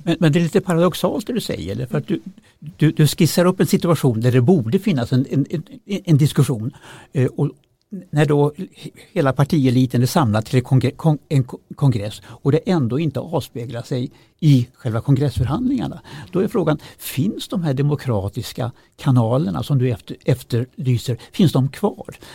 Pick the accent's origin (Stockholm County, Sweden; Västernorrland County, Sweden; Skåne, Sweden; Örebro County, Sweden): Västernorrland County, Sweden; Kramfors; moved away; själv kommer jag från Kramfors. Eh, när jag växte upp där på 60-talet